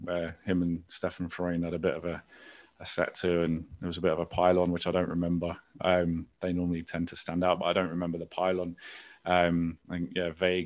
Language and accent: English; London, United Kingdom; I grew up in Islington. So, you know, growing up in Islington in the mid-90s